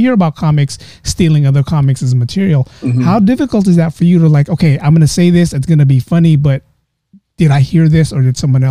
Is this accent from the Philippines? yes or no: yes; Philippines; being Filipino, I would probably do the Joe Coy route, Rex Navarrete route, where I just do a Filipino accent